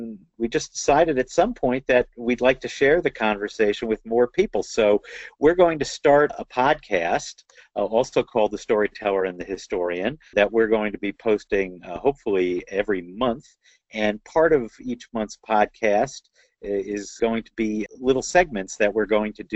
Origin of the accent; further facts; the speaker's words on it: United States; I'm American